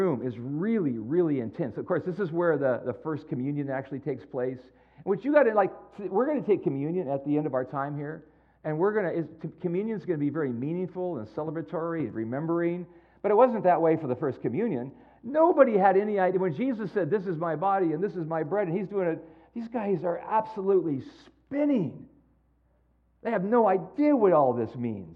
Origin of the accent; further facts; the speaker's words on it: San Jose, California, United States; moved away; I am from San Jose, born and raised in San Jose